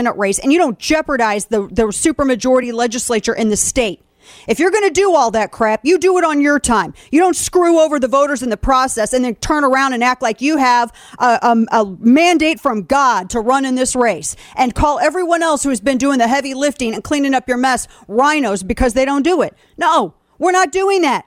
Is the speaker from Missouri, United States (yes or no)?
yes; Missouri, United States; my home state's